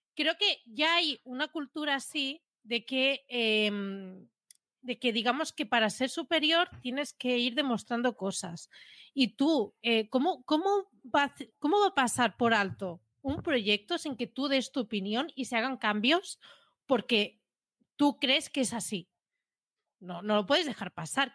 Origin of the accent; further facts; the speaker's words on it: Catalonia, Spain; soy catalana